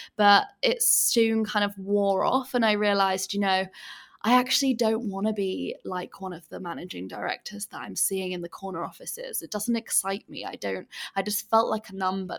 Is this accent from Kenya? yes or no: no; England, United Kingdom; moved away as an adult; now in Bali, Indonesia; I'm originally from England, as you can probably tell by my accent, but I actually live in Bali, and I have done for the past three years